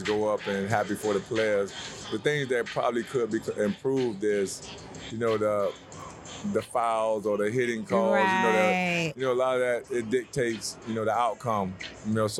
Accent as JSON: {"language": "English", "region": "Florida", "country": "United States", "said": "I'm from Florida, so FAMU is our school"}